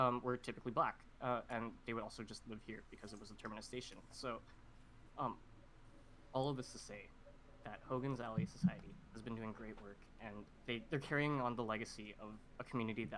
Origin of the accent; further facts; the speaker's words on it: Vancouver, British Columbia, Canada; growing up in Vancouver